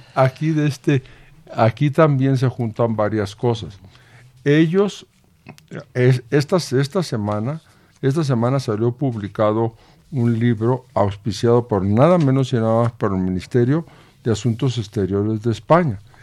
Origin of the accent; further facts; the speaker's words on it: Mexico; nuestra nueva identidad como mexicanos